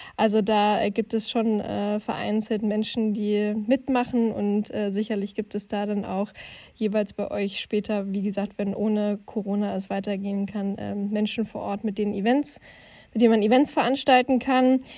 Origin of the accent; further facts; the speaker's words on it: Finsterwalde, Brandenburg, Germany; moved away; in meiner Heimatstadt Fünsterwalde in Südbrandenburg